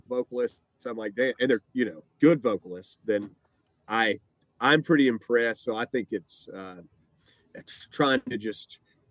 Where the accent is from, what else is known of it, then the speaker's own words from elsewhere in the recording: Blairsville, Georgia, United States; moved away as an adult; now in Atlanta, United States; I'm from North Georgia, Blairsville, Hiawassee area